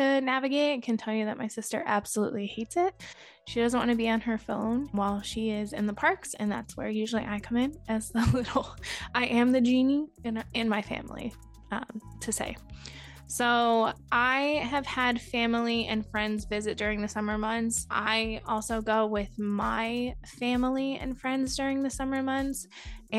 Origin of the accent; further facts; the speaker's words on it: Connecticut, United States; moved away as an adult; now in Central Florida, United States; I grew up in New England. I grew up in Connecticut